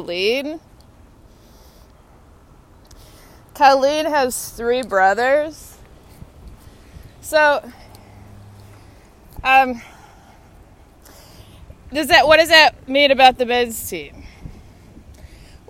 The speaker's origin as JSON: {"language": "English", "region": "Texas", "country": "United States", "said": "I'm from Texas"}